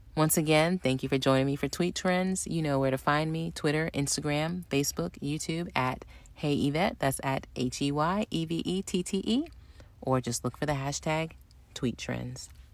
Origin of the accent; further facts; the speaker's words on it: the South, United States; moved away; we're both from the South